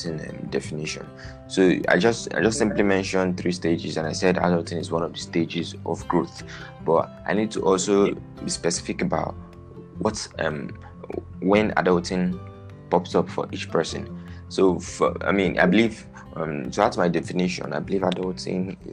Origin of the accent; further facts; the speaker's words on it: Nigeria; I'm Nigerian